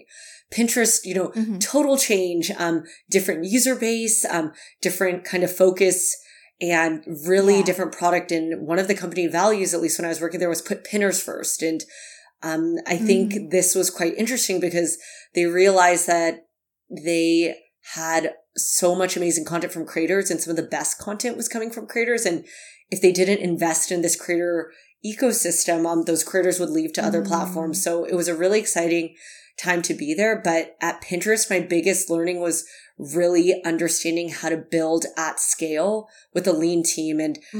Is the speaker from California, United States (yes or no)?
yes; California, United States; I realized that so many of the things I learned growing up in the Bay Area at school at Cornell were just very, you know, US focused.